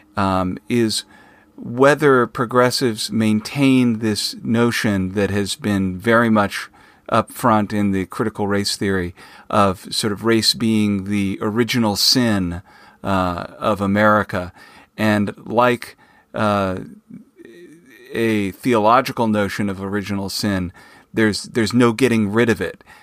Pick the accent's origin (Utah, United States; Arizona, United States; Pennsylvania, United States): Arizona, United States; Phoenix; I grew up in Phoenix, Arizona